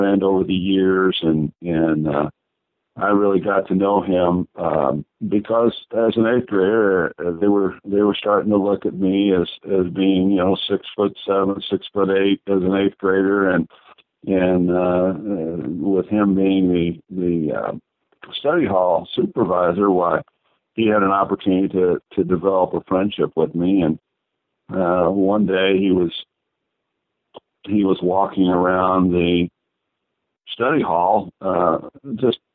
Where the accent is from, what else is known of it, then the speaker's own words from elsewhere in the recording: New Castle, Indiana, United States; moved away as an adult; also born or lived in Evansville, Indiana; St. Anne's Catholic School in Newcastle, my hometown.